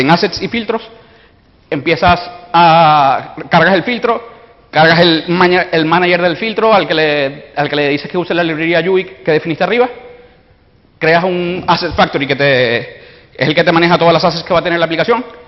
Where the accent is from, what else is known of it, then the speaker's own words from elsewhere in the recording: Venezuela; soy venezolano, por si notan el acento